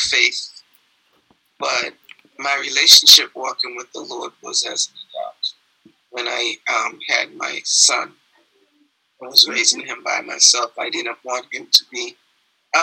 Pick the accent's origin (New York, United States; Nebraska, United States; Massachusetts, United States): Massachusetts, United States; Lynn; I am born and raised in Lynn, Massachusetts